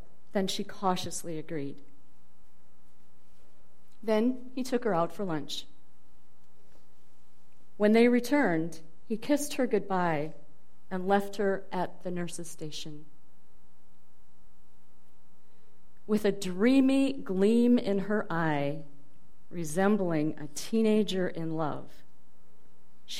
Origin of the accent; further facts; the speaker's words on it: Dubuque, Iowa, United States; moved away; also born or lived in Boston; my hometown of Dubuque, Iowa